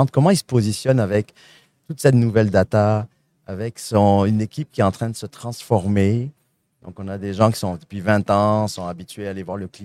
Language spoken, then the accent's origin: French; Quebec, Canada; accent: Saguenay; Je suis un bel exemple. Vous entendez mon petit accent du Saguenay